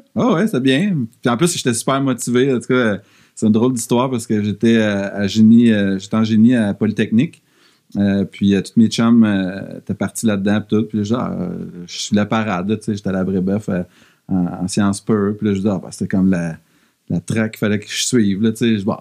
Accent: Drummondville, Quebec, Canada; also born or lived in Sherbrooke; now in Montreal, Canada; étant donné qu'on vient de Drummondville

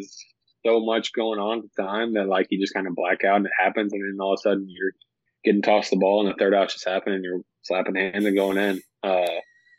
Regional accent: St. Louis, Missouri, United States; St. Louis is, that's where I'm from.

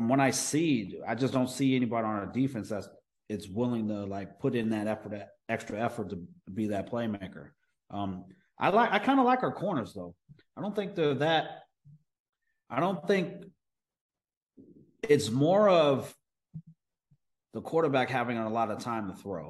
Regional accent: Oklahoma, United States; I was even from Oklahoma

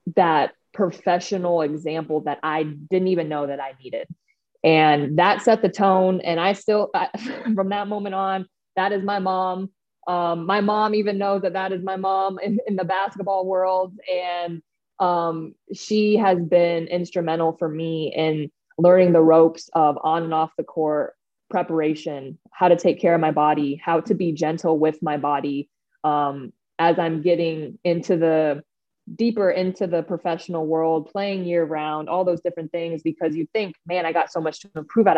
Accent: Phoenix, Arizona, United States; moved away as an adult; now in Los Angeles, United States; growing up in Phoenix

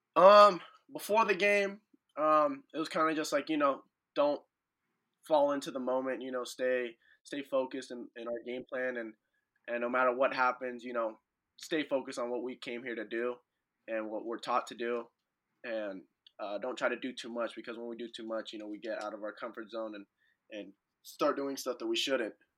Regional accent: Santa Clarita, California, United States; I'm from Santa Clarita, so there's a ton of people from Santa Clarita that actually go to Sierra Canyon

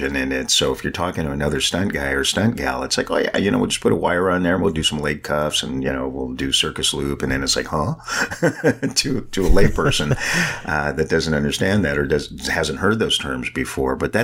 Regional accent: San Francisco, California, United States; I'm born and raised in San Francisco, and I mean really in San Francisco

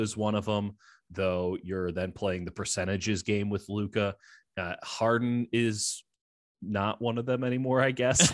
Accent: Chicago, Illinois, United States; moved away as an adult; also born or lived in Missouri; now in Bay Area, United States; So I grew up in Chicago, went to school at the University of Missouri

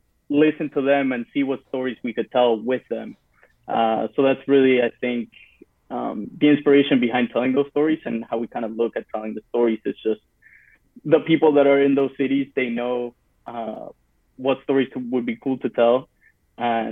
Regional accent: Peru; moved away; I grew up in Peru.

